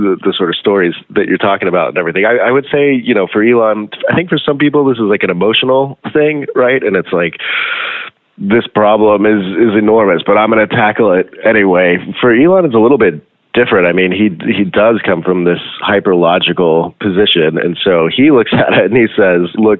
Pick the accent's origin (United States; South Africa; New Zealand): South Africa; moved away; I grew up in South Africa as well